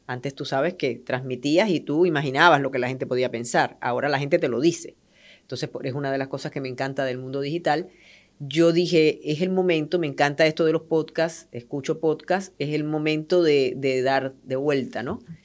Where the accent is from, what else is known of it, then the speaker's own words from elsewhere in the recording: Puerto Rico; moved away; yo soy puertorriqueña